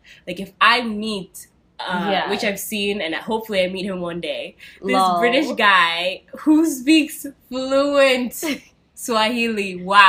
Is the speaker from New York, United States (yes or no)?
yes; New York City, New York, United States; I feel like I am a Kenyan New Yorker, though, because I don't claim all